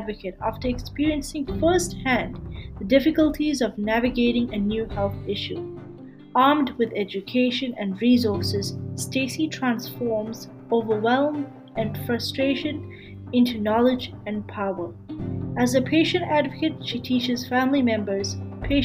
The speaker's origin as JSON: {"language": "English", "country": "Canada", "said": "I'm a Canadian medical student"}